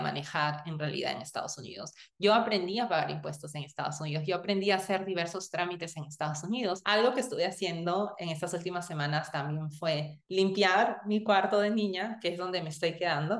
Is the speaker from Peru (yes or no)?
yes; Peru; moved away as an adult; also born or lived in United States; yo nací y crecí en Perú